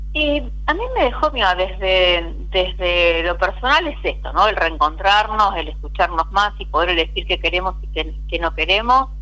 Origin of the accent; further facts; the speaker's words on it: Argentina; nací, crecí en Vigán, un pueblo netamente cooperativo